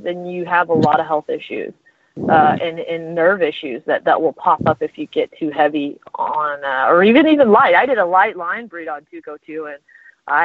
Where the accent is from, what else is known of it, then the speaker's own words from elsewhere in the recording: Texas, United States; I'm Texan, so I'm going to say a lot of Dutch words, you know, the way that I say them